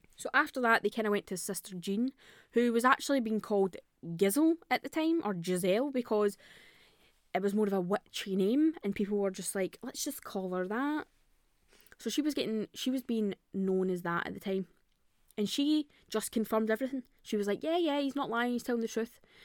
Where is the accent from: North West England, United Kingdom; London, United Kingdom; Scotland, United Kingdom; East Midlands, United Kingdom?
Scotland, United Kingdom; I'm Scottish.